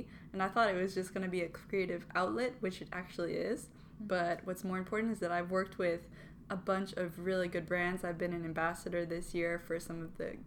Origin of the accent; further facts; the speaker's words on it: Paris, Île-de-France, France; moved away as an adult; now in London, United Kingdom; I grew up in Paris because my dad is French